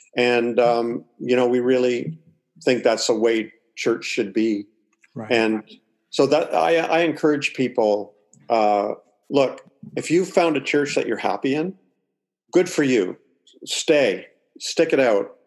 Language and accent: English; Toronto, Ontario, Canada; also born or lived in Springfield, Missouri; now in Atlantic Canada, Canada; I'm from Canada and I'm living in Canada. Okay. So uh, I was born in Toronto, but I'm living out on the East Coast now.